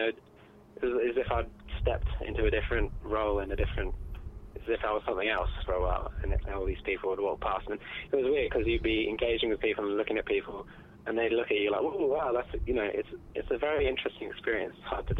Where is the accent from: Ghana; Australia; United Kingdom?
Australia; Tasmania; Well, I'm from Tasmania, so you know, it's a bit weird.